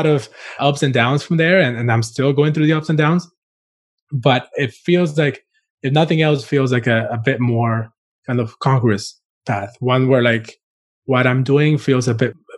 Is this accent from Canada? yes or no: no; Costa Rica; also born or lived in Cuba / Florida; now in New York City, United States; I was born in Cuba and grew up in Costa Rica and started my career in design in Florida